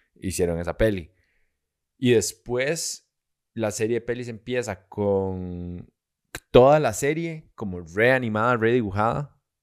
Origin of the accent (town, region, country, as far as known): Costa Rica